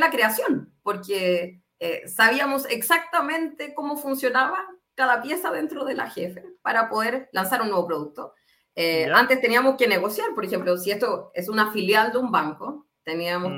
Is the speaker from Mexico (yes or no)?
no; Concepción, Biobío, Chile; now in Santiago, Chile; soy de Concepción, pero vivo hace, no sé, 17 años en Santiago